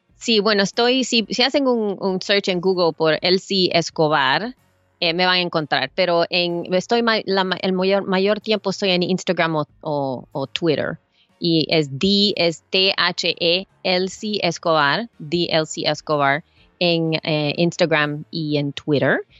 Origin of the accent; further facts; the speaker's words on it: El Salvador; now in United States; yo soy salvadoreña, yo vengo de Salvador